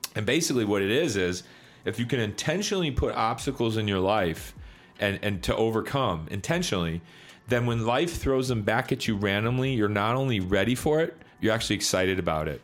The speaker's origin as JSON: {"language": "English", "town": "Chicago", "region": "Illinois", "country": "United States", "tie": "born or raised there", "said": "I grew up in Chicago in the 90s"}